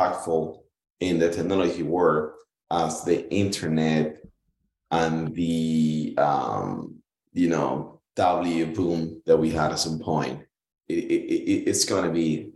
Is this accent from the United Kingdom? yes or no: no; Cuba; moved away as an adult; I was born in Cuba. You know, I went to school all the way to college in there.